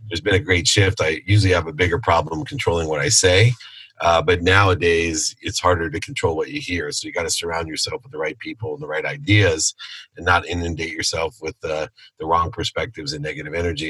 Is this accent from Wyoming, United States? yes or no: no; Akron, Ohio, United States; now in California, United States; Born in Akron, Ohio. I'm a Buckeye at heart.